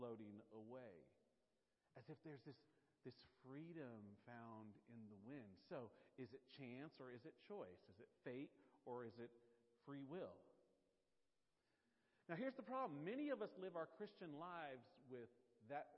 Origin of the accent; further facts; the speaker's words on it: Nashville, Tennessee, United States; accent: Nashville; That's actually my Nashville accent